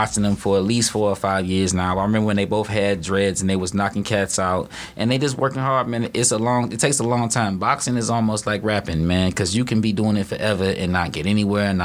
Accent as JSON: {"language": "English", "town": "Detroit", "region": "Michigan", "country": "United States", "tie": "born or raised there", "said": "I'm from here. I'm from Dexter Ave. Don't get me wrong, Dexter Ave, Joy Road, went to Northwestern, big and no, graduated from there"}